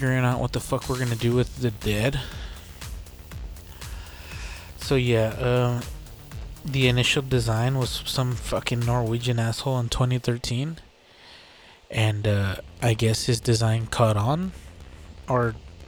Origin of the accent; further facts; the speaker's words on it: Texas, United States; we're from Texas